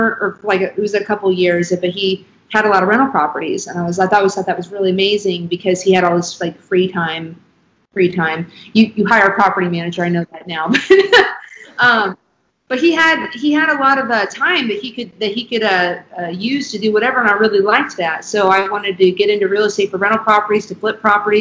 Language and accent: English; Kansas City, Missouri, United States; if you were born and raised in Kansas City like us